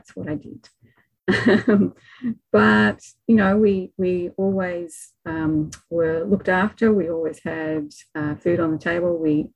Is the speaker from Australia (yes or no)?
yes; Melbourne, Victoria, Australia; I grew up in Melbourne, Victoria, and just in the leafy suburbs out in the northeastern